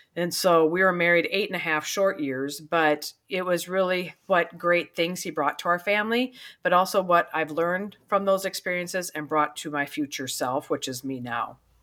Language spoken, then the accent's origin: English; South Dakota, United States; also born or lived in Pierre, South Dakota / Brandon, South Dakota; I was raised in South Dakota. I was two different cities, Pier, and then a little town called Brandon. So, raised here in South Dakota, I'm a good wi-, Midwestern gal